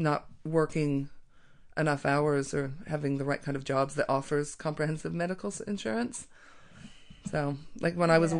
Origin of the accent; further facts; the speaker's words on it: Colorado, United States; moved away as an adult; now in New Zealand; I'm from Colorado. I've lived in New Zealand for 18 years